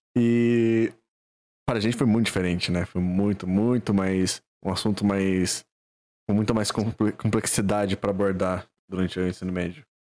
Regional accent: Valinhos, São Paulo, Brazil; aqui a gente é de Valinhos dois

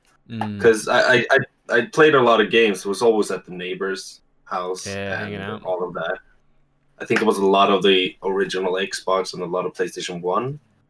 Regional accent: Stockholm, Stockholm County, Sweden; I'm from Stockholm, Sweden.

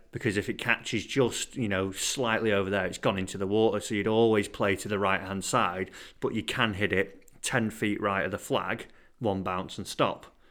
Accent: England, United Kingdom; being an Englishman

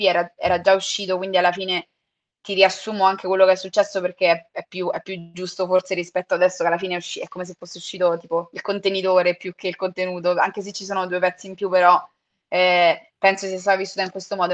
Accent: Mentana, Lazio, Italy; a Mentana, che è il posto dove sono cresciuta, quindi vicino a Roma

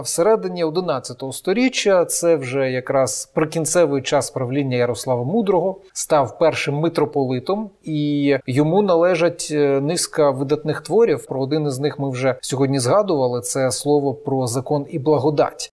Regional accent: Eastern Ukraine, Ukraine; схід України, звідки я родом

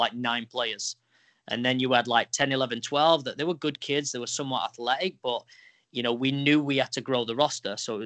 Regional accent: England, United Kingdom; now in New York, United States; I grew up in England

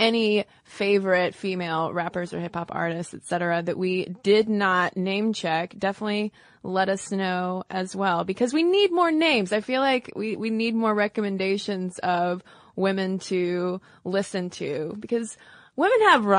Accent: Boston, Massachusetts, United States; because I'm a Bostonian and stereotypically am always on the go.

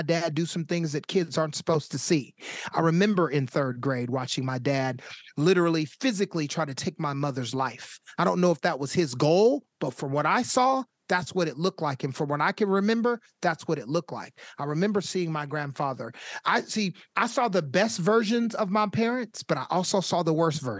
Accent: Sacramento, California, United States; I was born and raised in Sacramento

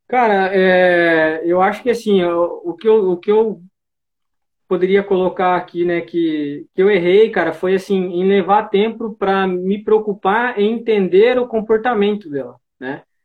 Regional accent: Cajati, São Paulo, Brazil; sou do, aqui do interior de São Paulo, região do Vale do Ribeira, cidade de Cajati

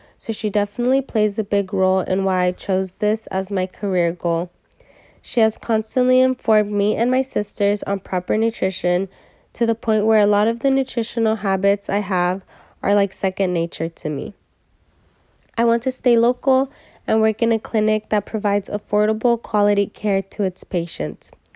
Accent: San Diego, California, United States; I am a local from San Diego, just thirty minutes north of state

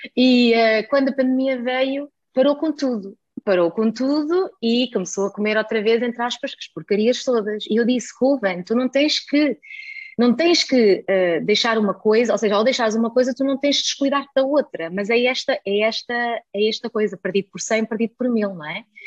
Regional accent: Germany; now in Portugal; nasci na Alemanha

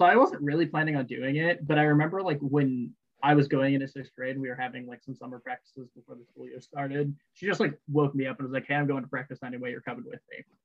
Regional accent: Northwest Indiana, United States; I'm from Northwest Indiana

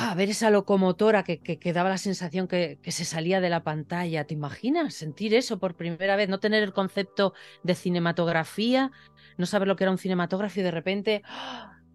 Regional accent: Torrelavega, Cantabria, Spain; yo era una niña que creció en un pueblo. Hoy ese pueblo es un poquito más grande, ya que está unido a, la ciudad de Torre la Vega... pero mi pueblo se llama Tanos

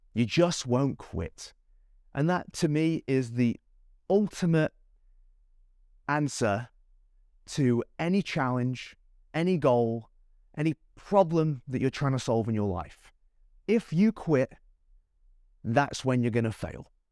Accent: Manchester, North West England, United Kingdom; now in Gold Coast, Australia; I live on the Gold Coast of Australia. I was born in Manchester, in England

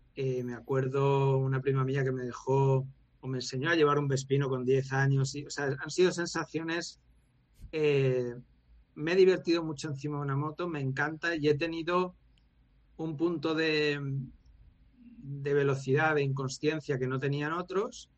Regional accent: Valencia, Valencian Community, Spain; nos criamos tanto en Valencia, en una urbanización

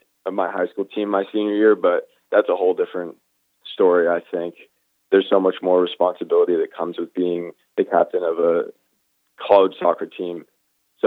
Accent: Brookline, Massachusetts, United States; also born or lived in New Orleans, Louisiana / Winston-Salem, North Carolina; moved up to Brookline right outside of Boston for the last 16 years now, I'd say. So really spent most of my childhood in Brookline.

